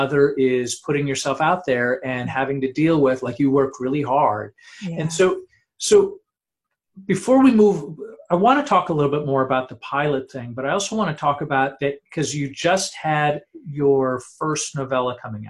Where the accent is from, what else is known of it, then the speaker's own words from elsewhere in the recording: Los Angeles, California, United States; I'm from Los Angeles